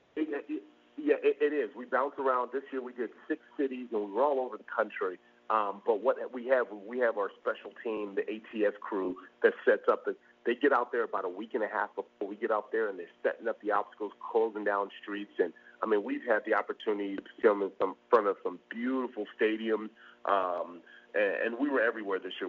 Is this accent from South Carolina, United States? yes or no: no; Los Angeles, California, United States; I grew up in L.A.